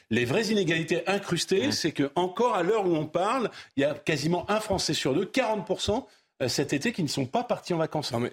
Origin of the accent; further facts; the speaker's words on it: Sarcelles, Île-de-France, France; born there; moi, je suis né à Sarcelles dans le 95, donc vous jugerez.